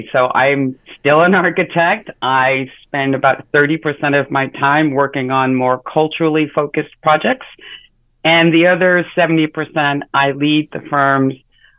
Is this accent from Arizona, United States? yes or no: no; New York City, New York, United States; moved away as an adult; also born or lived in Harlem / Rhode Island; now in Los Angeles, United States; originally I'm from New York. Grew up in New York City, in the Bronx in particular.